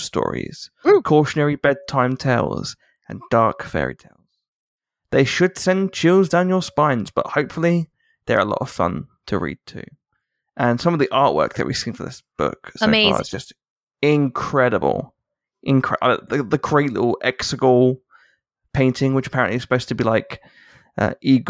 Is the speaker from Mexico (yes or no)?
no; England, United Kingdom; I'm an Englishman